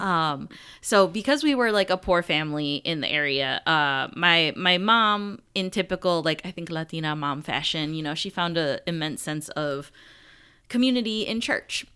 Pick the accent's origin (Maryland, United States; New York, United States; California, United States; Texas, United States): New York, United States; Buffalo; I am actually the only person in my immediate family that is, like, from Buffalo, born in Buffalo